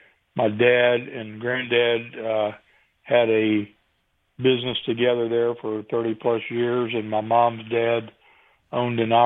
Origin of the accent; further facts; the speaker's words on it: Chesapeake, Virginia, United States; moved away as an adult; also born or lived in Pacific Northwest; I left Chesapeake in Virginia Beach, where I'd been my entire life, and moved all the way across the United States to start my career on the West Coast.